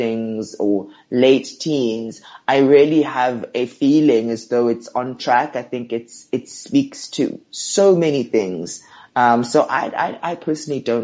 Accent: Johannesburg, Gauteng, South Africa; I'm from Johannesburg. I grew up in a mixture of townships and suburbs

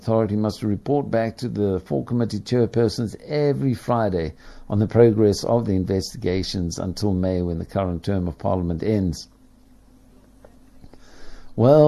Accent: Ireland; as an Irishman

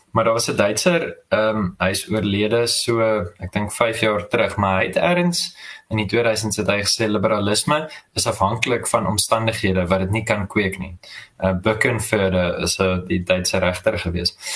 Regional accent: South Africa; die ontsettende slegte geskiedenisonderrig wat ons in Suid-Afrikaanse skole gekry

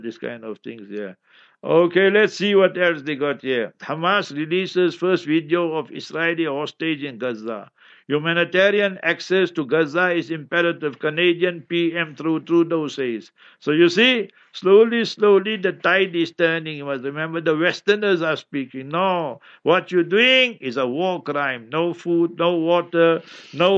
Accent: Heidelberg, Gauteng, South Africa; I was born in Heidelberg.

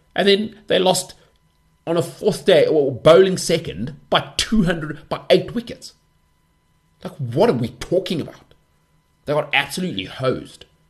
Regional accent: South Africa; being South African

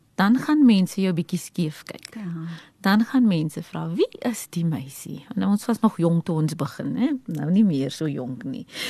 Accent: Eastern Cape, South Africa; ek is van die Oos-Kaap oorspronklik en daar het ek in 'n gesin van 6 groot geword

